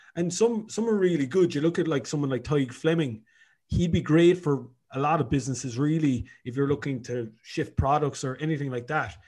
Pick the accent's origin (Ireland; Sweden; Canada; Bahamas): Ireland; Cork, Munster; moved away as an adult; also born or lived in Dublin; now in Galway, Ireland; I'm originally from Cork.